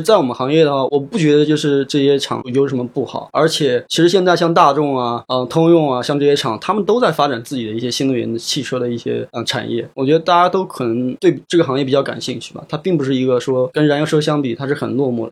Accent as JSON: {"language": "Chinese", "town": "Nanjing", "region": "Jiangsu", "country": "China", "said": "我是江苏南京人"}